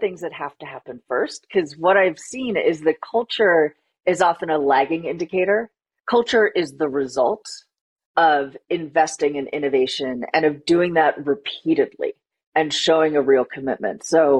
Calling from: Boston, Massachusetts, United States; I am joining from Boston, Massachusetts.

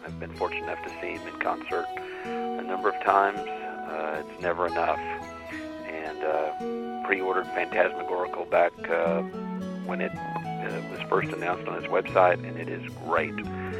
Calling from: Dallas, Texas, United States; I'm calling from Dallas, Texas.

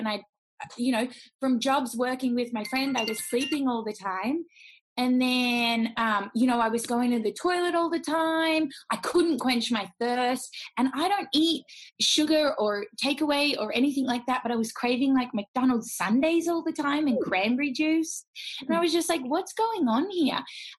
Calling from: Melbourne, Victoria, Australia; From Melbourne, Australia.

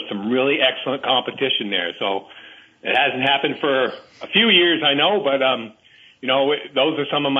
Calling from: Waterbury, Vermont, United States; I'm calling from Waterbury.

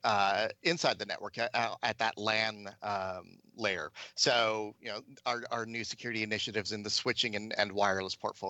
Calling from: San Francisco, California, United States; I am calling in from San Francisco, from my lovely apartment.

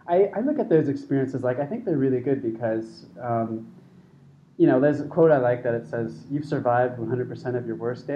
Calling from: Chiang Mai, Thailand; So I'm calling today from Chiang Mai.

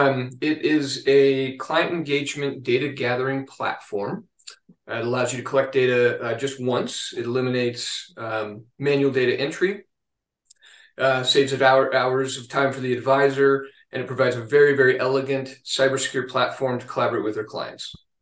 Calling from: Denver, Colorado, United States; Denver, Colorado.

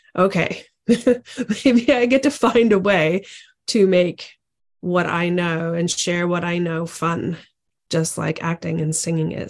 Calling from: Ontario, Canada; I'm actually calling in from Ontario, Canada.

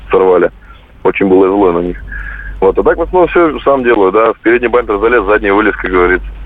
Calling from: Kaliningrad, Kaliningrad Oblast, Russia; Здравствуйте, из Калининграда.

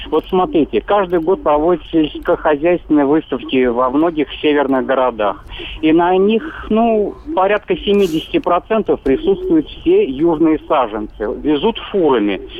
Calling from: Samara, Samara Oblast, Russia; Я беспокою вас из Самары.

